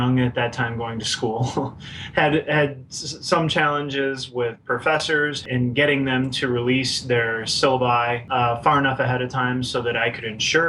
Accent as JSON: {"language": "English", "region": "Iowa", "country": "United States", "tie": "born or raised there", "moved": "as an adult", "lives_now": "Alexandria, Virginia, United States", "said": "I was born and raised in Iowa"}